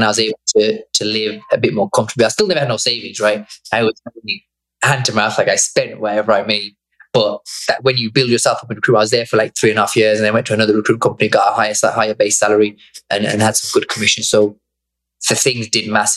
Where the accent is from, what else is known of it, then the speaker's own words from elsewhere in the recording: Bangladesh; moved away; I was born there